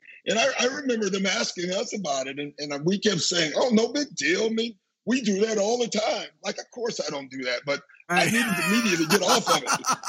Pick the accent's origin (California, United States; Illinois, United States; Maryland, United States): Illinois, United States; Chicago; I'm from Chicago, man. Like, we are political as they come, you know?